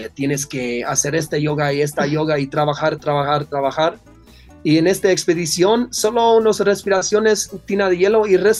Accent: Netherlands; Spanish is a second language; yo, yo soy de Holanda

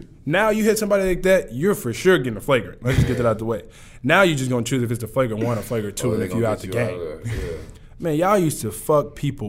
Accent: Tomball, Texas, United States; I'm from Tomball.

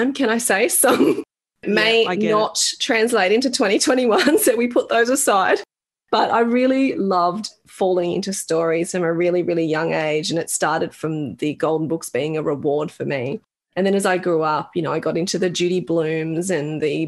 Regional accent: Australia; I was born in Australia

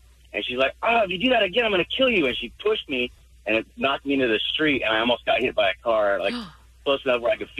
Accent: Colorado, United States; now in Lynwood, United States; I grew up in Colorado

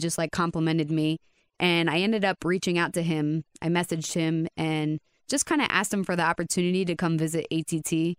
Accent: Reading, Pennsylvania, United States; moved away as an adult; now in Coconut Creek, United States; I am from Reading, Pennsylvania.

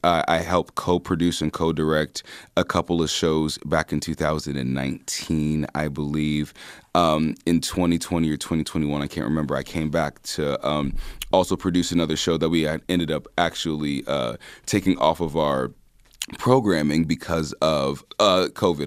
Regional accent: Des Moines, Iowa, United States; growing up in Des Moines in the nineties

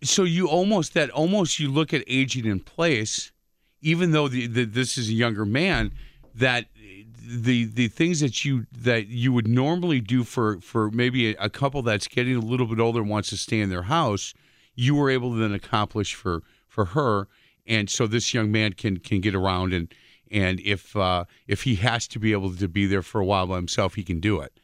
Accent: Milwaukee, Wisconsin, United States; when I was a kid growing up on Bartlett Avenue on the east side

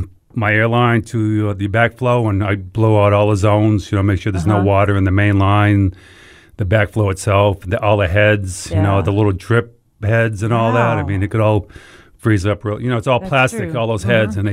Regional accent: Massachusetts, United States; now in Memphis, United States

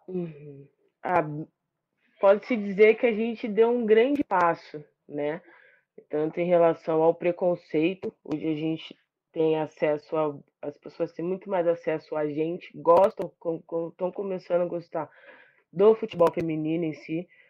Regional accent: Brazil; e como brasileiro, acho que todo mundo abraçou a seleção feminina

